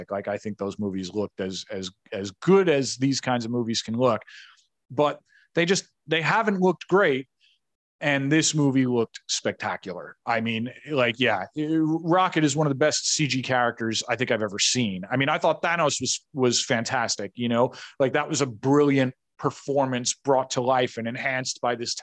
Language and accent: English; New York, United States; I'm a New Yorker